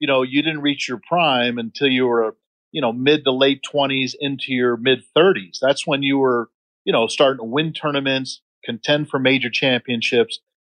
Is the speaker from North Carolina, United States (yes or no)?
yes; North Carolina, United States; born there; also born or lived in Ohio / Michigan / New York / Texas; I was born in North Carolina, as you pointed out, and by the time I was 13, I had lived in North Carolina, Marietta, Ohio, Birmingham, Michigan, Long Island, New York, Dallas, Texas, Tustin, California, Wheaton, Illinois